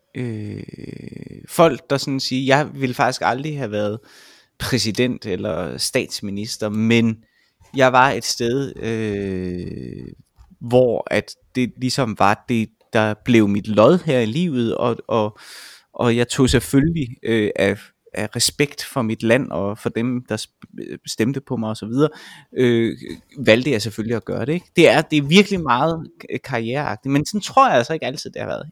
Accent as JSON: {"language": "Danish", "town": "Vejle", "region": "Southern Denmark", "country": "Denmark", "moved": "yes", "lives_now": "Roskilde, Denmark", "said": "jeg kommer jo oprindeligt fra Vejle"}